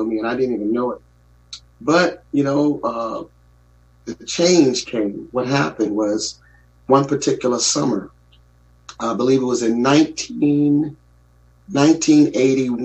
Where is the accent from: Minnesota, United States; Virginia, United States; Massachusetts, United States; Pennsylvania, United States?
Virginia, United States; Newport News; We grew up in Newport News, Virginia, and in a little middle, low income area.